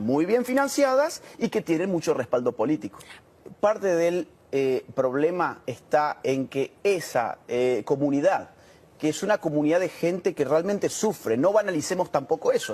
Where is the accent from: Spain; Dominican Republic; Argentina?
Argentina; Córdoba; Córdoba, de donde yo soy